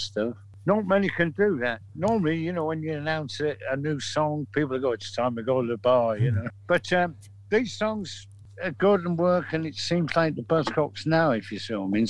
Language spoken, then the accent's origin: English; Manchester, North West England, United Kingdom; We're from Manchester.